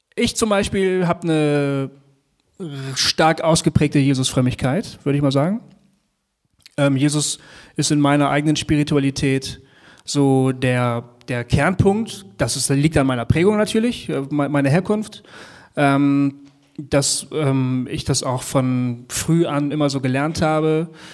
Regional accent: Bremen, Germany; das haben wir als Jugendlicher in Bremen öfter äh, gemacht

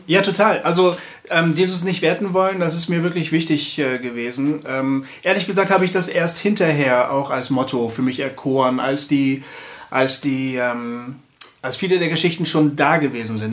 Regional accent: Bremen, Germany; moved away; weggegangen bin ähm, aus Hochding, da habe ich den Stadtteil irgendwie hinter mir gelassen und versucht zu vergessen. Meine Eltern leben da zwar immer noch

